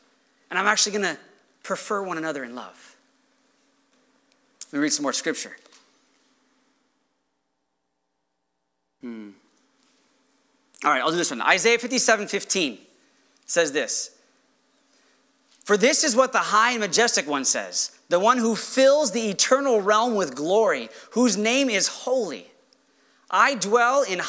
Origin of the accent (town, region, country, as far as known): United States